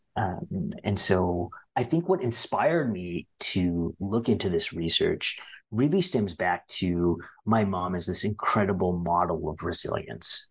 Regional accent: Ottawa, Ontario, Canada; we all grew up in Ottawa

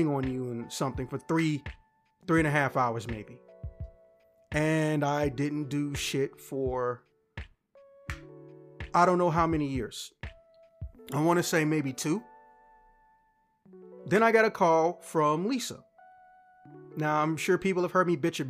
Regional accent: Chicago, Illinois, United States; I'm from Chicago

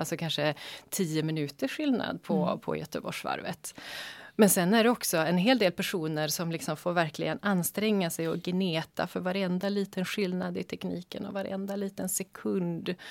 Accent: Västerbotten County, Sweden; moved away; jag är född och uppvuxen i Västerbotten

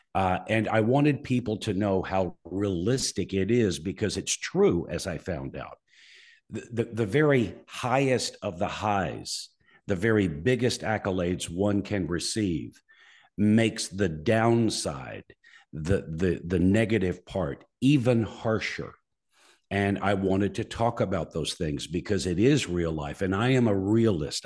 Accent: Muscle Shoals, Alabama, United States; My hometown, Muscle Shoals, Alabama

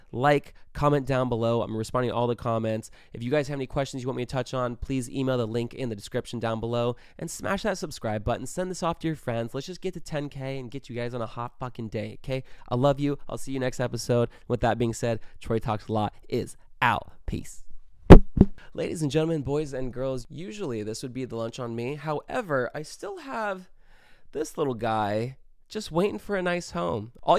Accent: Brazil; English is a second language; moved away as an adult; now in United States; I'm from Brazil, and I've been living in the U.S. for 5 months, and in my country, it's pretty normal guys come to talk to you and ask for your number

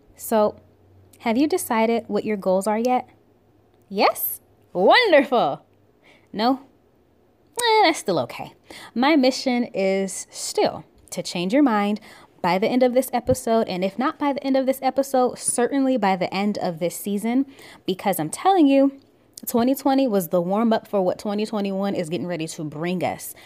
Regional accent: Buffalo, New York, United States; now in Georgia, United States; I'm originally from Buffalo, New York

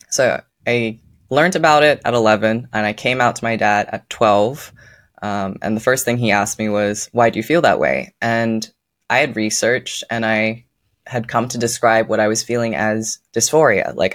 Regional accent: Netherlands; moved away; also born or lived in Australia; For context, I was born in Australia and I moved to the Netherlands when I was eight.

